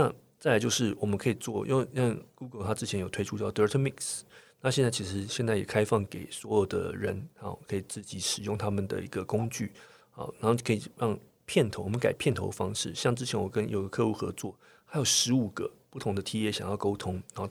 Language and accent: Chinese; Taiwan; 是因为我们台湾人在观影模式上面被我们的新闻台训练非常非常的非常良好